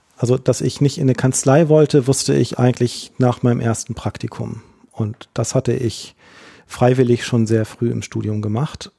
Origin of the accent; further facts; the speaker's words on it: Hamburg, Germany; ich tatsächlich gebürtiger Hamburger bin, dann im Hamburger Umland in die Schule gegangen bin